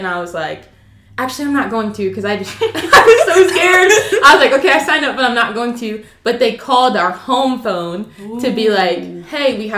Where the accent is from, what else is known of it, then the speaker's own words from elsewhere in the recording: St. Louis, Missouri, United States; moved away as an adult; now in Dallas, United States; I'm 22, and I'm originally from St. Louis, but now I live in Dallas doing ministry school